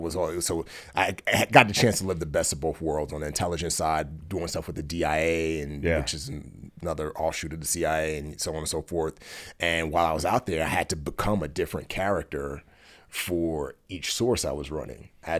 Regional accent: Nigeria; born there; Yeah, I was actually born in Nigeria, and I was born into a super wealthy family.

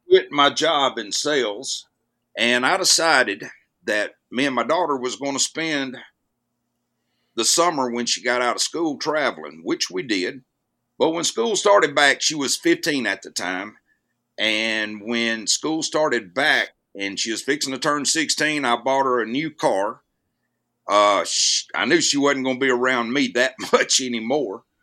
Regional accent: Jasper, Alabama, United States; moved away as an adult; also born or lived in Mississippi; I grew up in a town in North Alabama called Jasper, Alabama

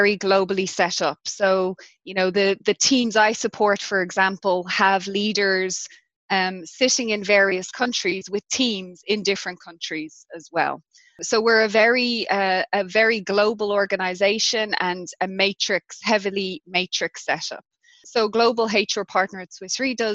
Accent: Ireland; also born or lived in London, United Kingdom / Zurich, Switzerland; now in South Africa; as an Irish person

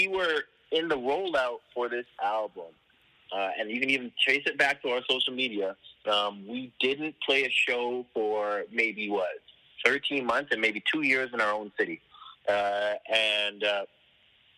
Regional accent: Toronto, Ontario, Canada; I'm from Toronto, Ontario, Canada.

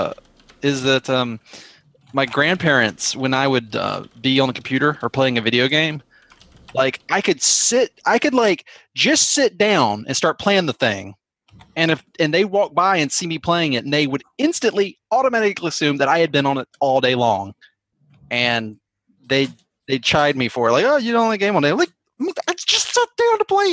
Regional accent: South Carolina, United States; I'm from South Carolina.

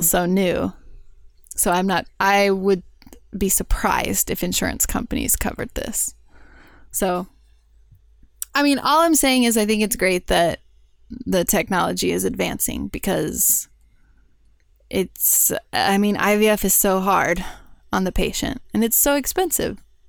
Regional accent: Houston, Texas, United States; I grew up in Houston.

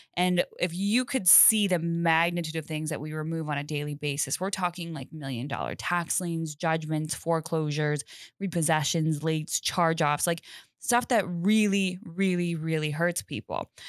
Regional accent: Colorado, United States; I'm originally from Colorado, uh, cool. uh, born and raised

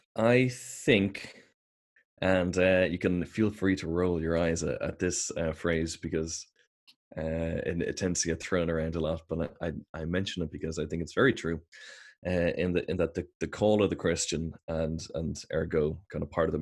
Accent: Ireland; we're Irish, we're European, we're Westerners

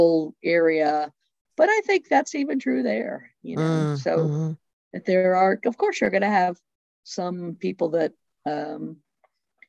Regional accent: Boulder, Colorado, United States; also born or lived in Western Slope, Colorado; I grew up in Boulder, Colorado, and went to the First United Methodist Church for, till I went off to college

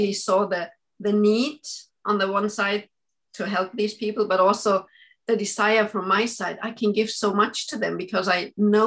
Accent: Munich, Bavaria, Germany; moved away as an adult; also born or lived in Austria; now in Sweden; I am originally from Austria, but I grew up in Germany.

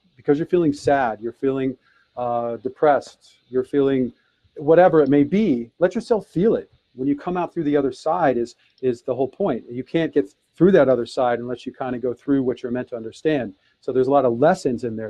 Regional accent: Detroit, Michigan, United States; I was born in Detroit, Michigan in 1966

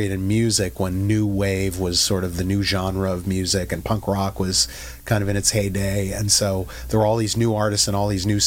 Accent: Cedar Rapids, Iowa, United States; moved away; I'm a kid from Cedar Rapids, Iowa. I consider it such a privilege and blessing to have grown up there

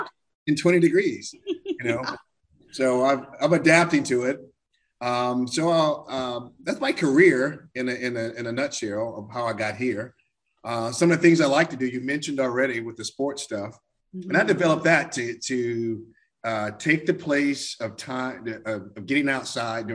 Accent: Alabama, United States; moved away as an adult; also born or lived in Washington, D.C. / San Diego / Denver, Colorado; now in Minnesota, United States; I was born in Alabama, you know, and I was there, you know, at 18, 19 years old, I left

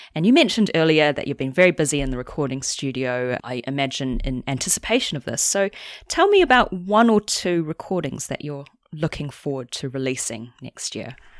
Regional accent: New Zealand; as a New Zealander

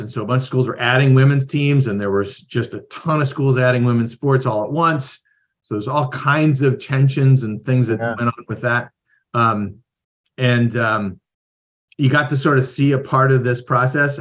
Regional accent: Midwest, United States; moved away as an adult; also born or lived in Idaho / Iowa; I grew up in the Midwest

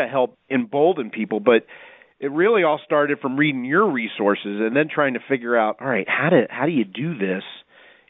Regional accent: East Coast, United States; moved away; I grew up on the East Coast, so that's just part of growing up

